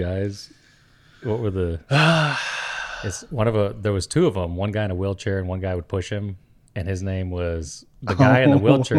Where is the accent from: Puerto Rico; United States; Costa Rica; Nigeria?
Costa Rica; as a kid growing up in Costa Rica, you wouldn't even know what, and not even knowing who … is.